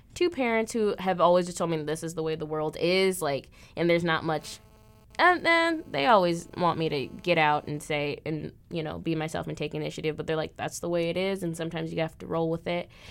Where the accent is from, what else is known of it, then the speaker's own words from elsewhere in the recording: Illinois, United States; moved away as an adult; now in Des Moines, United States; everyone else is from Illinois. which is where I'm from.